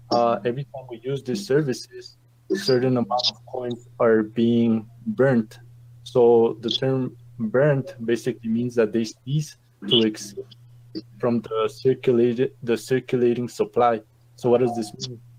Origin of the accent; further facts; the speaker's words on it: Santa Fe, New Mexico, United States; also born or lived in Chihuahua, Mexico; I live in the state of New Mexico. I've been living here for about 21 years, but I was uh, I was born in Mexico in the state of Chihuahua, and uh, here at uh, when I graduated high school here in in Santa Fe